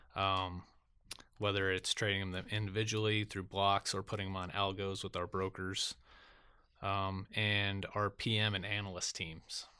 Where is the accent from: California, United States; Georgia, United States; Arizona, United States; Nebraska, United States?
Nebraska, United States; Lincoln; I was born in Lincoln, Nebraska